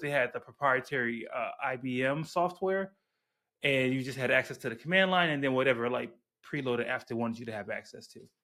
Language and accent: English; Chicago, Illinois, United States; I grew up on the South Side